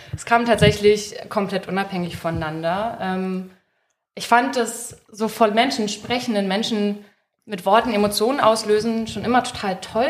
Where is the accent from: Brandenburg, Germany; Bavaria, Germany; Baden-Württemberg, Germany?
Brandenburg, Germany; Peitz; moved away as an adult; now in Leipzig, Germany; ich komme ursprünglich aus Peitz